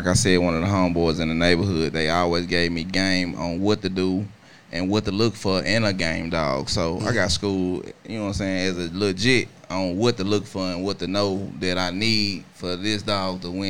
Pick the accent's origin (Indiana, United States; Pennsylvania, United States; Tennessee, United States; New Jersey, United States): Tennessee, United States; Memphis; To be honest, I'm from Memphis.